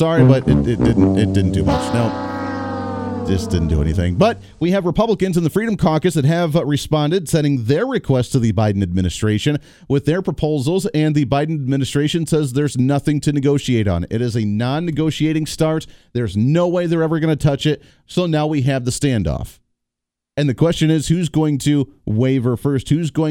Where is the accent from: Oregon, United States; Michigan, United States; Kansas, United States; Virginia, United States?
Kansas, United States; He's from the 1st Congressional District right here in my home state of the state of Kansas.